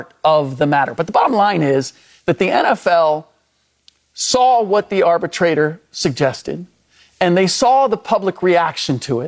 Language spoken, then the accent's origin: English; United States; first language German; English is a second language; first generation American, and German was my first language